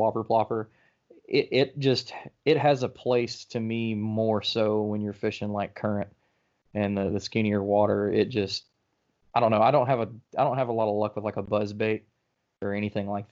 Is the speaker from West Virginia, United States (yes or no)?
no; Birmingham, Alabama, United States; now in North Alabama, United States; I grew up in Birmingham and I grew up on the Black Warrior River